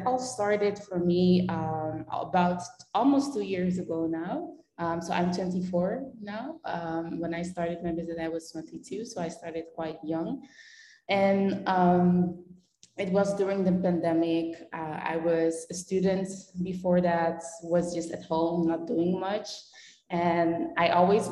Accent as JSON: {"language": "English", "country": "Belgium", "tie": "born or raised there", "also_born_or_lived": "Netherlands", "moved": "as an adult", "lives_now": "Panama", "said": "I'm born in the Netherlands, but I grew up in Belgium"}